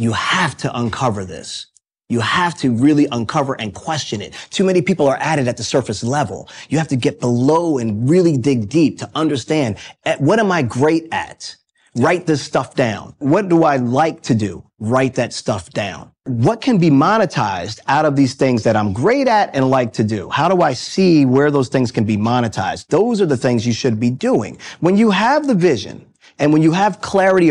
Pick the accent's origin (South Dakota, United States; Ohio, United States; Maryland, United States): Maryland, United States; Baltimore; I'm a boy from Baltimore. That's hometown, born and raised